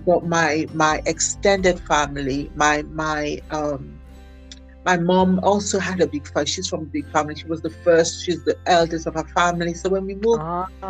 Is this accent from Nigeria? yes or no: yes; Nigeria; also born or lived in Islington, London, United Kingdom; My family moved back to Nigeria in 1975. So I did most of my education, actually, all of my education I did in Nigeria.